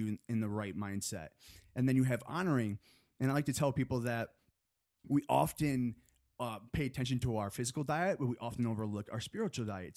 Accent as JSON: {"language": "English", "town": "Chelsea", "region": "Michigan", "country": "United States", "moved": "as an adult", "lives_now": "Los Angeles, United States", "said": "I'm from a small town, uh, in Michigan. Have you heard of Chelsea, Michigan?"}